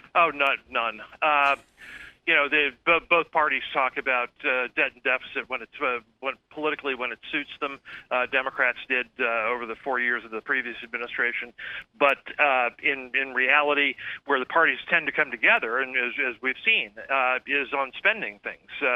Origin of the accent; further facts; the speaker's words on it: Pennsylvania, United States; my home state of Pennsylvania